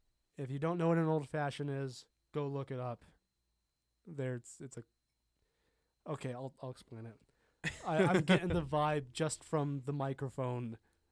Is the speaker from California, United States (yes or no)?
yes; Los Angeles, California, United States; I grew up in Los Angeles and we just like snack on that shit.